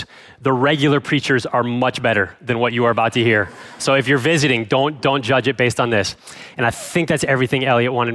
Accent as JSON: {"language": "English", "town": "Cleveland", "region": "Ohio", "country": "United States", "tie": "born or raised there", "also_born_or_lived": "Chicago suburbs, Illinois", "moved": "as an adult", "said": "I grew up in the Cleveland, Ohio area, Northeast Ohio"}